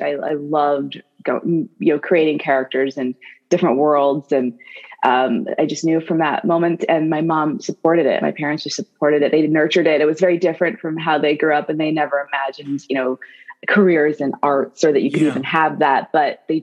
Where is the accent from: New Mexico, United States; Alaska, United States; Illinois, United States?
Illinois, United States; Athens; I grew up in this very small town of about 1600 people in rural Illinois called Athens